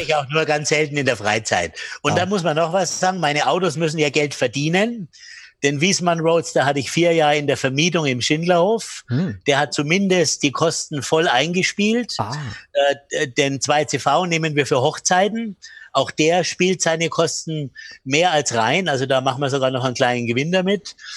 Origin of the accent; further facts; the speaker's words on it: Bamberg, Bavaria, Germany; meinen Kinderspielplatz in Bamberg, wo ich aufgewachsen bin